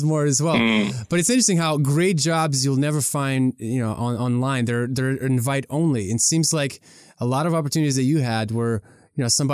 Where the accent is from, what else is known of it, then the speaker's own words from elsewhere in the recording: Ukraine; now in United States; in Ukraine where I was